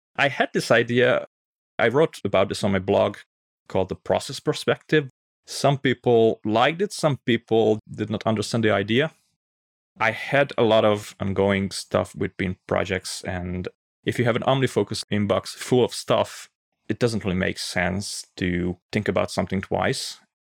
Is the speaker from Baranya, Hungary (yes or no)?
yes; Pécs, Baranya, Hungary; I'm from Hungary